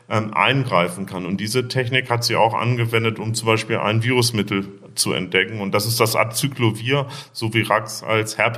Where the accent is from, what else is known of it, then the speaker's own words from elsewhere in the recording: Bremen, Germany; also born or lived in Braunschweig; Ich bin in äh, Braunschweig geboren und in Bremen aufgewachsen. Habe dann in Hannover Medizin studiert.